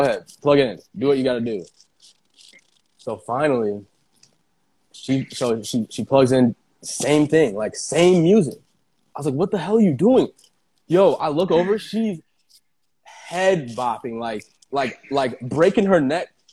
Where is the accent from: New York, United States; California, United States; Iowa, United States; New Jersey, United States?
Iowa, United States; moved away; I'm from Iowa. Like, we're from Iowa. Like, it's a small, small town